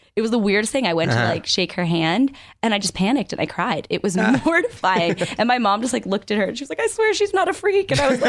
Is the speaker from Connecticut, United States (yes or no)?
yes; Connecticut, United States; moved away as an adult; now in Los Angeles, United States; I grew up in Connecticut.